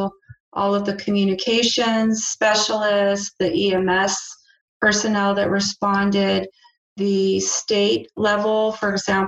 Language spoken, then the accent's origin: English; El Paso, Texas, United States; I'm actually a native El Pasoan. I'm from El Paso